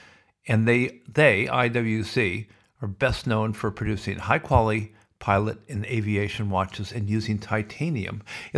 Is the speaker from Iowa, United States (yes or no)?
yes; Sioux City, Iowa, United States; when I was a kid growing up in Sioux City.